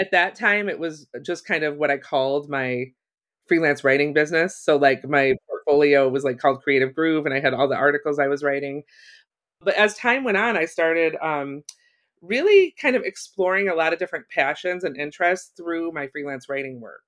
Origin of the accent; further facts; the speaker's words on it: Ohio, United States; moved away as an adult; also born or lived in Chicago; I grew up in Ohio